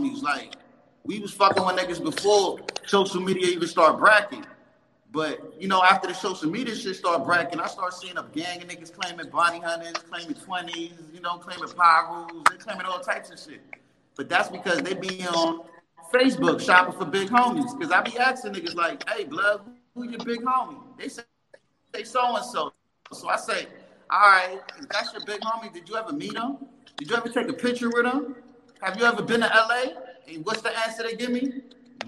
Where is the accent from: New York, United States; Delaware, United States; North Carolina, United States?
New York, United States; New York City; I'm born and raised in Bronx, 1830 Davidson